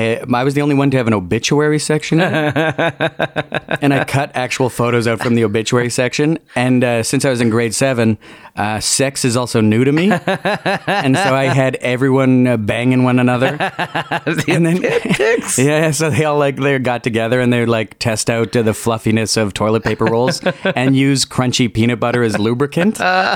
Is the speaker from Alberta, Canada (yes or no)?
no; Winnipeg, Manitoba, Canada; born there; I was born in Winnipeg. Probably conceived on Valentine's Day.